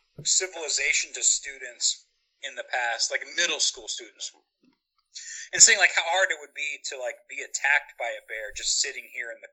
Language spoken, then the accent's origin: English; Indiana, United States; Because we're from Indiana.